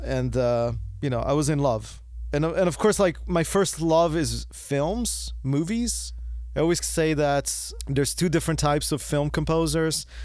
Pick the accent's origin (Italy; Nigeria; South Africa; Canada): Italy; Florence, Tuscany; moved away; I'm originally from Italy. I was born in Florence, and I was living in Italy